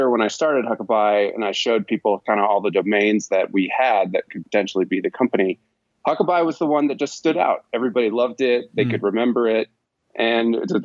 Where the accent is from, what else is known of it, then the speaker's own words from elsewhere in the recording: Boston, Massachusetts, United States; now in Park City, United States; I'm originally from the Boston area, but yeah. Now I reside in the mountain town of Park City, Utah